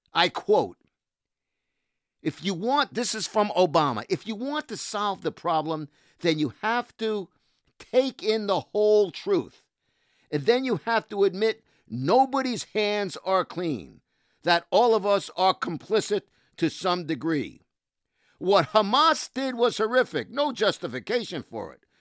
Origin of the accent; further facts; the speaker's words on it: New York City, New York, United States; I was raised in housing, in a housing project in Brooklyn, in Cheapside Bay